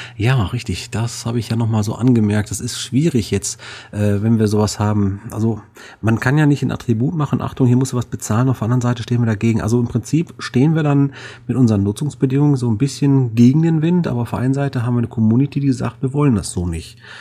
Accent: Duisburg, North Rhine-Westphalia, Germany; hier Duisburg, ist ja meine Heimat

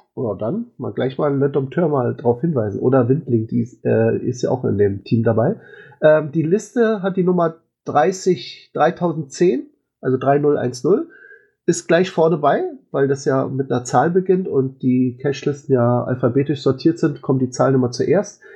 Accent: Berlin, Germany; als Berliner

